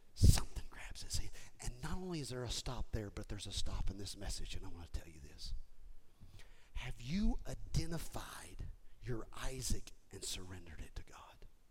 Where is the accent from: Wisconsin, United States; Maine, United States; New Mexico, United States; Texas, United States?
Texas, United States; Houston; I was raised in Houston